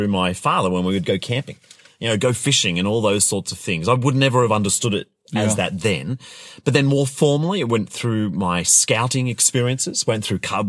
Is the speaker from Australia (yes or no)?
yes; Australia; I come from Australia